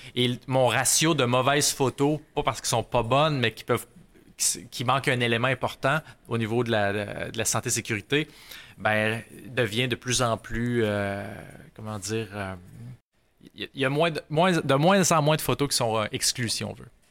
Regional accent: Rouyn-Noranda, Quebec, Canada; Je suis natif de, de Rouen-Oranda.

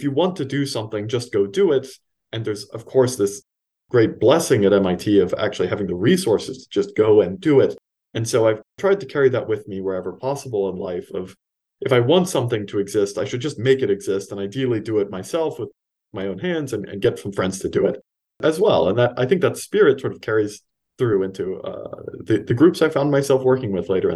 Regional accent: Los Angeles, California, United States; moved away as an adult; also born or lived in East Coast, United States; I grew up in Los Angeles, California, born and raised, and then moved down to the East Coast for college

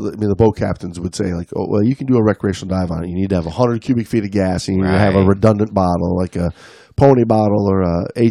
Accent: Florida, United States; I grew up diving in Florida as a warm water diver and cave diver.

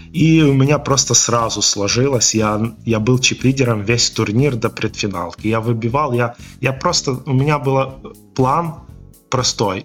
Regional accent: Volyn Oblast, Ukraine; у меня в родном городе есть покерный клуб

